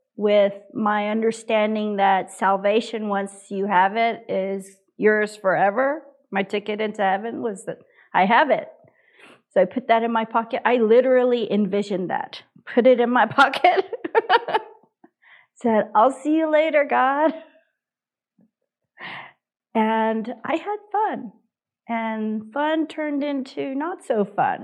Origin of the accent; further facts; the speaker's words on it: United States; I'm Korean American.